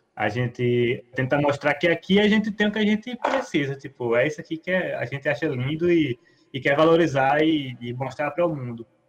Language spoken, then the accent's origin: Portuguese; Brazil; a gente é brasileiro